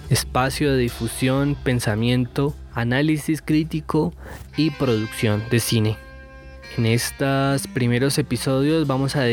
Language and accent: Spanish; Medellín, Antioquia, Colombia; moved away; also born or lived in Bogotá; Pues yo soy de Medellín